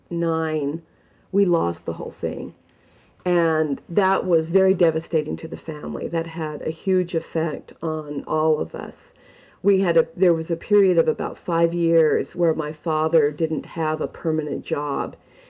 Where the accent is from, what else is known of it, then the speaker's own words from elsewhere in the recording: Mesa, Arizona, United States; being in Utah, growing up in Arizona, in Mesa, as an LDS person, as a Mormon